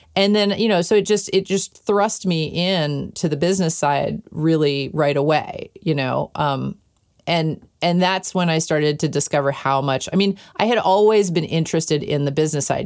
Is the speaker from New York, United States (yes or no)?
yes; New York City, New York, United States; I grew up in New York City, in Manhattan, in an apartment in Manhattan.